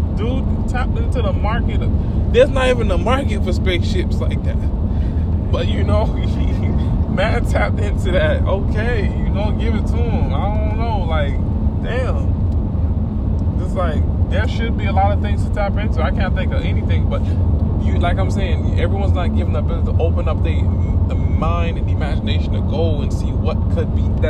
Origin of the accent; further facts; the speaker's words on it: Miami, Florida, United States; I'm from Miami